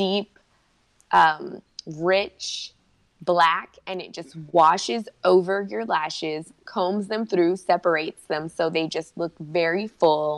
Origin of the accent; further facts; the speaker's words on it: Texas, United States; also born or lived in Las Vegas, Nevada; I was born in Las Vegas. Okay. And I was raised in Texas.